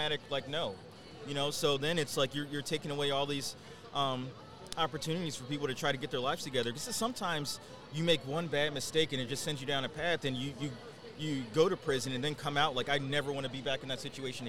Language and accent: English; Philadelphia, Pennsylvania, United States; I grew up in North Philly, right around Broad and Erie